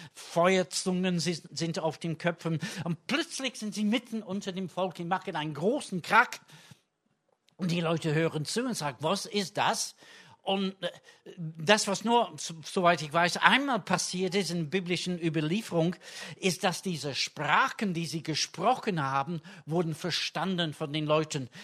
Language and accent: German; England, United Kingdom; German is a second language; now in Germany; da wo ich herkomme in England